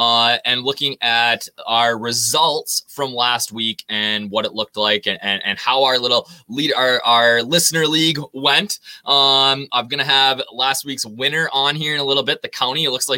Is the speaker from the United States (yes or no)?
yes; Minnesota, United States; this week in my home state of Minnesota